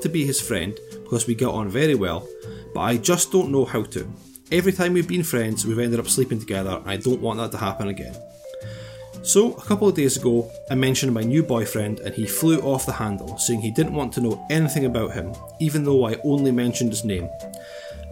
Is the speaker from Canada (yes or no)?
no; Scotland, United Kingdom; accent: Scottish; the slightest change in your Scottish accent, indiscernible to people not from here.